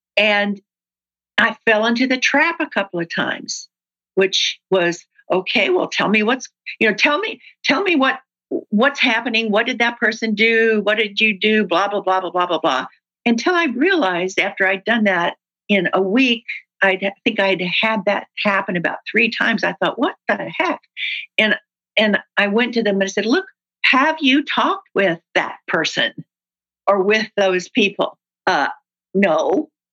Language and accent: English; the South, United States; I'm from the South, and that's what we